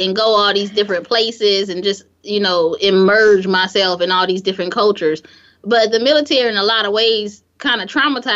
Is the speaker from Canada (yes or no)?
no; Gary, Indiana, United States; moved away as an adult; I'm from Gary